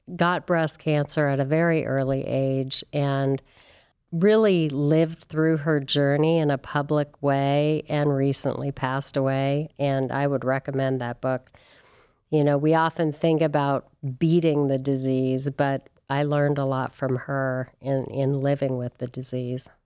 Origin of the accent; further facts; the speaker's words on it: California, United States; moved away as an adult; also born or lived in Santa Barbara / San Francisco; now in Cleveland, United States; I am from California